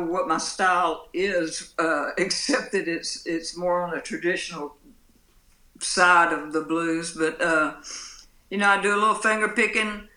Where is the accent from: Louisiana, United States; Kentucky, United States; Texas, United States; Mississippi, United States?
Mississippi, United States; Pascagoula; moved away as an adult; also born or lived in Jackson, Mississippi; I was born down here on the Mississippi coast in Pascagoula